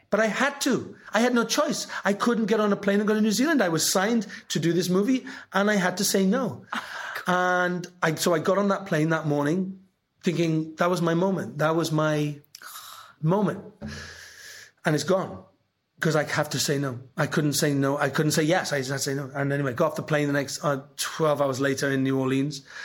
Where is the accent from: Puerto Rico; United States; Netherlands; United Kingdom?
United Kingdom; Welsh, Wales; I'm Welsh